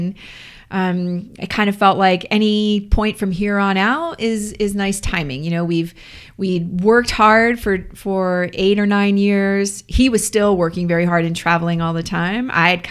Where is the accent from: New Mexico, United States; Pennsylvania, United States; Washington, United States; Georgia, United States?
New Mexico, United States; Santa Fe; Well, it's just like growing up in Colorado. I mean, it's a unique place to be from.